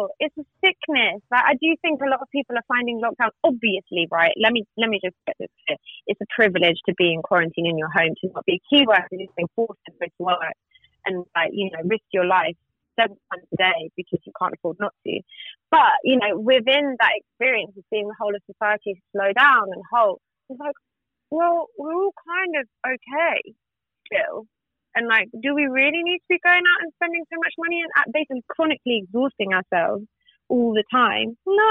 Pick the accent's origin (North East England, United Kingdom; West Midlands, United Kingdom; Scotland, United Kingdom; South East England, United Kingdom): South East England, United Kingdom; Reading; I'm from Reading.